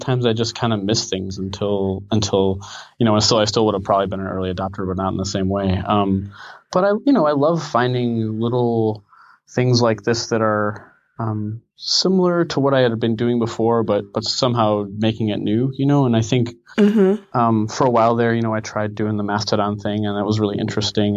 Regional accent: Chicago, Illinois, United States; moved away as an adult; now in Portland, United States; I grew up in Chicagoland

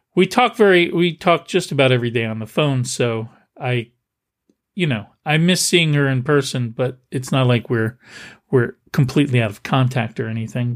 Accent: Milltown, New Jersey, United States; moved away; my hometown, I grew up in Milltown, New Jersey

